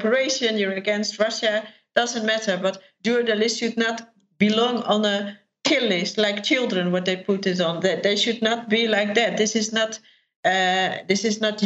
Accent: Netherlands; I'm from the Netherlands

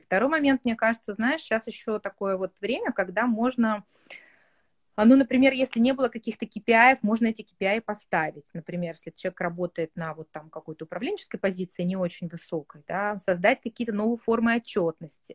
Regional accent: Yekaterinburg, Sverdlovsk Oblast, Russia; я сама из Екатеринбурга

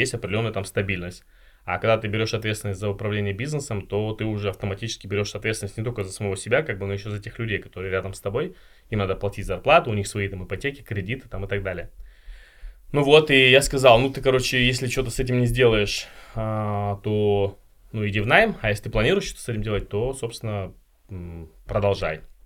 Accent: Chelyabinsk, Chelyabinsk Oblast, Russia; я сам родом из Челябинска

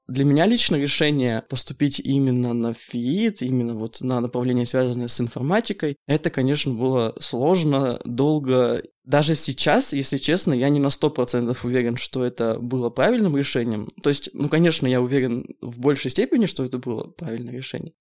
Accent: Yekaterinburg, Sverdlovsk Oblast, Russia; мы с Аленой а, местные, мы из Екатеринбурга, поэтому а, живем с родителями пока что

